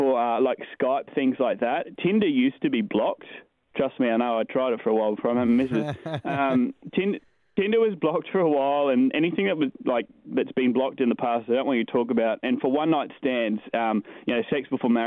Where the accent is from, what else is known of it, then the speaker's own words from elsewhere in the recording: Torres Strait, Queensland, Australia; moved away as an adult; also born or lived in Tamworth, New South Wales / Cairns, Queensland; now in Dubai, United Arab Emirates; I'm a country kid. Like, I grew up in the Torres Strait. I was born in Tamworth, though